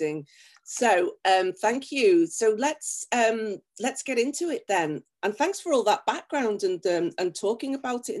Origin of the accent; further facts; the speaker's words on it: Liverpool, North West England, United Kingdom; moved away as an adult; also born or lived in Tokyo, Japan; now in Japan; I'm from Liverpool